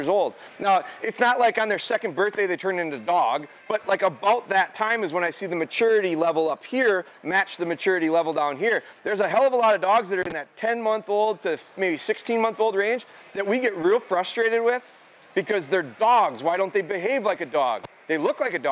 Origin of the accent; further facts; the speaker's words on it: Pulaski, United States; we're from Pulaski. Pulaski's kind of a farm community